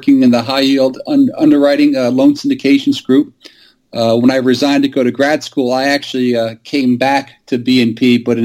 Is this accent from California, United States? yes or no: no; New York City, New York, United States; I was born here in New York City